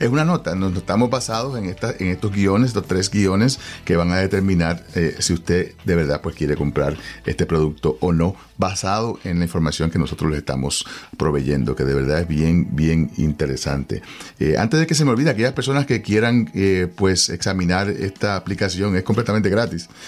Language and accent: Spanish; Puerto Rico; yo soy puertorriqueño